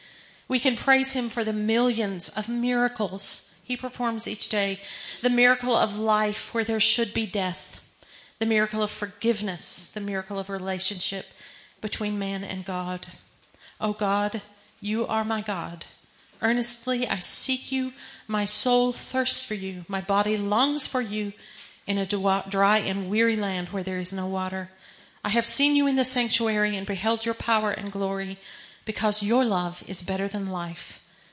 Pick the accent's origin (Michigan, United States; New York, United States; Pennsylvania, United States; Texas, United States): Texas, United States; I'm a Texan.